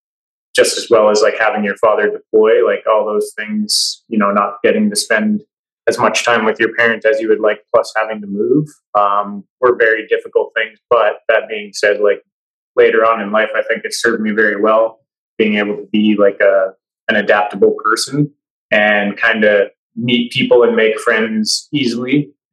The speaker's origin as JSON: {"language": "English", "town": "Toronto", "region": "Ontario", "country": "Canada", "tie": "born there", "also_born_or_lived": "Petawawa / Calgary", "said": "I was born in Ontario, in Toronto, because my dad was in the Airborne Regiment with 2 Commando in Petawawa. So I was born out in Ontario there, and we lived in Petawawa for 4 years, and then we moved out to Calgary"}